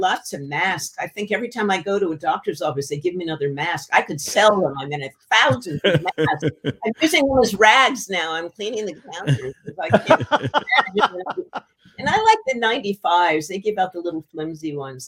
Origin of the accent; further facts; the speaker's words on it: New Haven, Connecticut, United States; my hometown library in New Haven